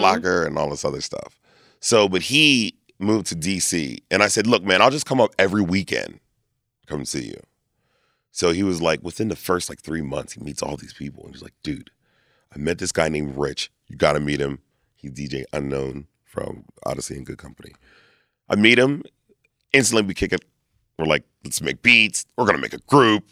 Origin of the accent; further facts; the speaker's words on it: Lancaster, Pennsylvania, United States; also born or lived in Reading, Pennsylvania; I was born in Redding, moved to Lancaster at, like, two. So, I was raised in Lancaster.